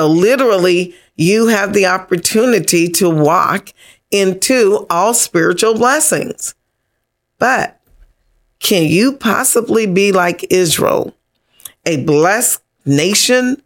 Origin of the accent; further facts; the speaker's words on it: Bahamas; I come from Bahamas